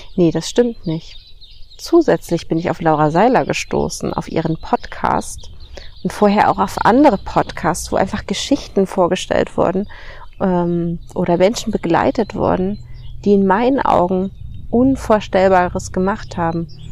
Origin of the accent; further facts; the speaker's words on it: Germany; wir als Deutschen, als Deutsche religiös erzogen werden